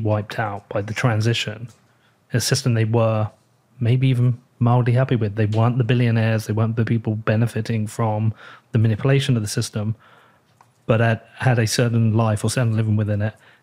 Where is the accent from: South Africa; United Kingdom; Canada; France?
United Kingdom; I'm British